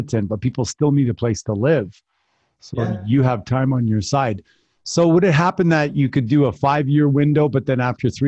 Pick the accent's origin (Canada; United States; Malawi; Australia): Canada; moved away; I am from Canada originally.